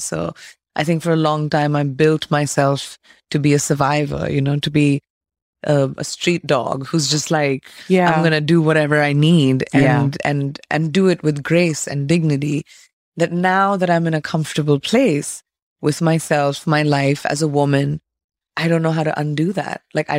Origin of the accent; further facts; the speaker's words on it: India; moved away; I think growing up in India is the definition of who I am. It's my pride and it's what I take before I even introduce myself, is the fact that I come from this incredible land of legacy.